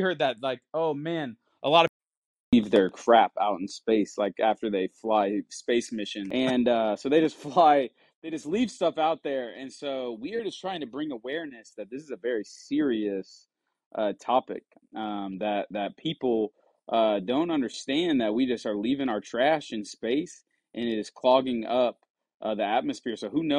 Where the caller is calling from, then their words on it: Bloomington, Illinois, United States; Bloomington, Illinois, guys.